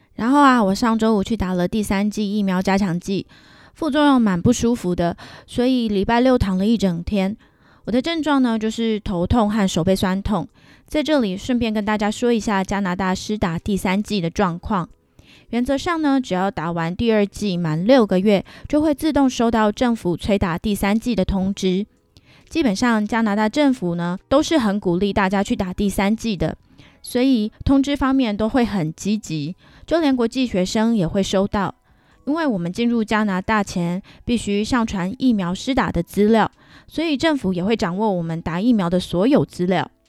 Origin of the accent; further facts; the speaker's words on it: Taiwan; now in Vancouver, Canada; 我这个强烈的爱国者当然是力推台湾货咯